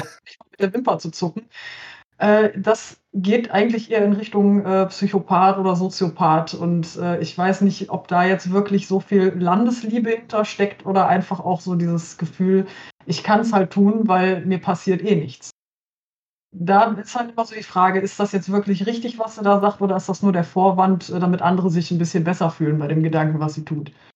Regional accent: Cologne-Bonn region, North Rhine-Westphalia, Germany; Ich komme aus der Köln-Bonner Region

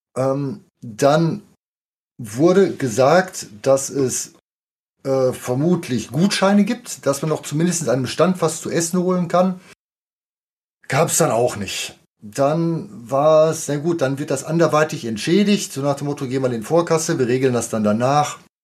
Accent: near Dortmund, North Rhine-Westphalia, Germany; ich komme auch aus der Nähe von Dortmund

